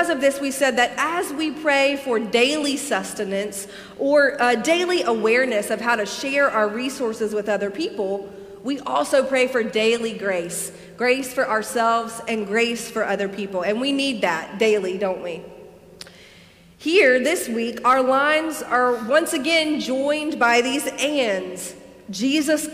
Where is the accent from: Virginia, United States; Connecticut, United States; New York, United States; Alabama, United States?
Alabama, United States; moved away; growing up in Alabama